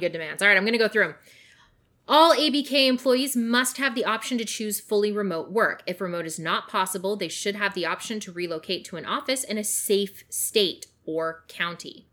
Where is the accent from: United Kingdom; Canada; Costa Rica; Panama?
Canada; British Columbia; I grew up in British Columbia